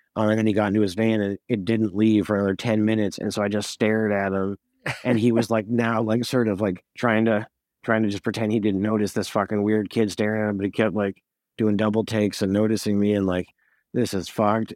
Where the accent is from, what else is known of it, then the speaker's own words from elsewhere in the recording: Montreal, Quebec, Canada; I was from Montreal